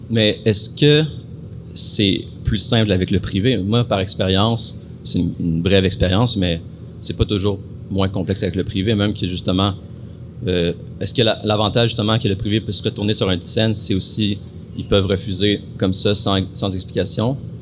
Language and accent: French; Matagami, Quebec, Canada; moved away as an adult; also born or lived in Amos, Quebec / Malartic, Quebec / Val-d'Or, Quebec; now in Montreal, Canada; je suis né à Amos, j'ai grandi à Matagami, après j'ai été à Malartic et j'ai, après ça, terminé ma, ma, ma poussée de croissance à Val d'Or